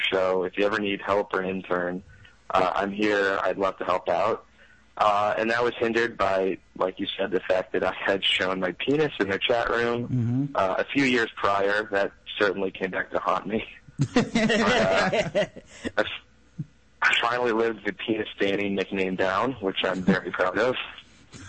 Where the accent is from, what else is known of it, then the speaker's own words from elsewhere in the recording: Oklahoma City, Oklahoma, United States; now in New York City, United States; Oklahoma City, which is where I grew up